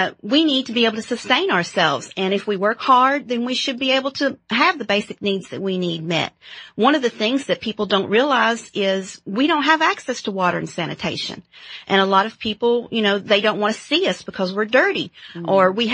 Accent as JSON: {"language": "English", "town": "Paintsville", "region": "Kentucky", "country": "United States", "said": "I'm from Eastern Kentucky Coal Mountains in Paintsville, Kentucky, a small little town"}